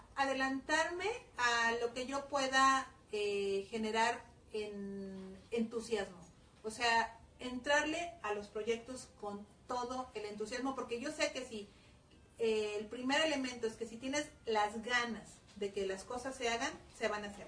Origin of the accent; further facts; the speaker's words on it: Mexico; los mexicanos decimos mande